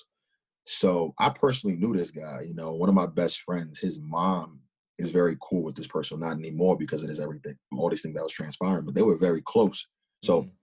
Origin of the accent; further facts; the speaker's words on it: Huntington Station, New York, United States; I'm from Huntington Station, and it's very diverse